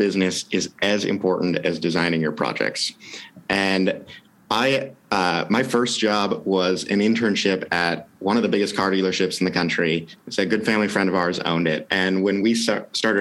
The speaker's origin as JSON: {"language": "English", "region": "Wisconsin", "country": "United States", "tie": "born or raised there", "also_born_or_lived": "England", "moved": "yes", "lives_now": "Portland, United States", "said": "We grew up in Wisconsin"}